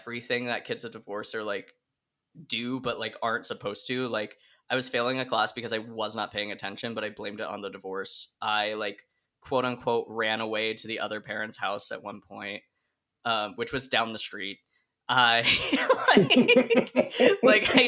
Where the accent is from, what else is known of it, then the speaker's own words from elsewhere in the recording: Oregon, United States; all of my extended family's in Rhode Island and I grew up in Oregon